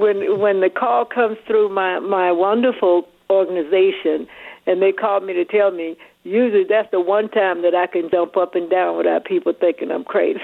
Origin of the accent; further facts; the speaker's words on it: Atlanta, Georgia, United States; I'm from Atlanta